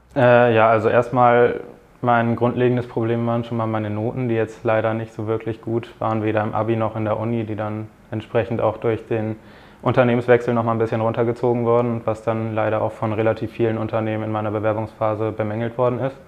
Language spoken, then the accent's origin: German; Bremen, Germany; moved away as an adult; now in Frankfurt, Germany; ich komme aus der Nähe von Bremen